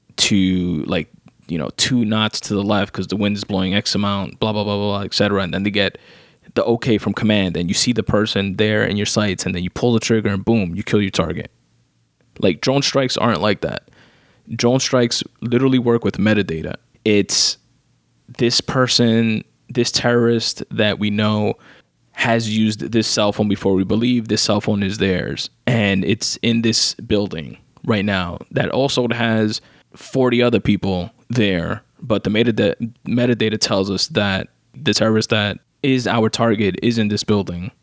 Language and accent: English; New York, United States; me as a New Yorker